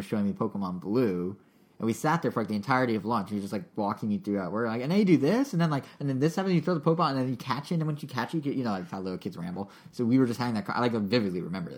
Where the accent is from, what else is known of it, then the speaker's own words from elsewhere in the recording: Montana, United States; moved away; I left Montana, because I grew up in Montana